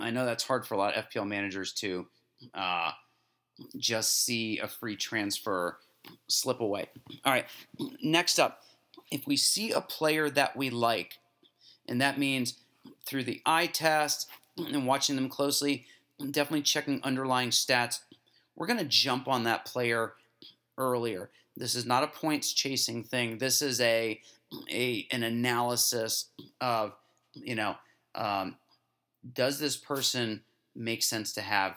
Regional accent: United States; As an American

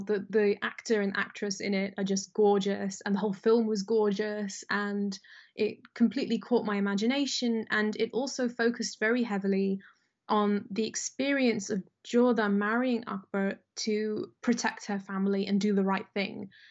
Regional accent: United Kingdom; I was born in Britain and raised in Britain

